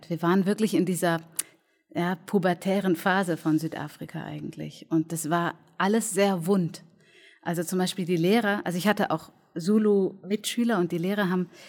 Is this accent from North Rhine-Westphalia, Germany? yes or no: no; Berlin, Germany; ich bin auch Berlinerin.